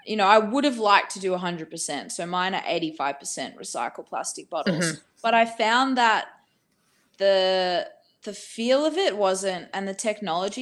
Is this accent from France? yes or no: no; Australia; also born or lived in Bali; I'm from Australia.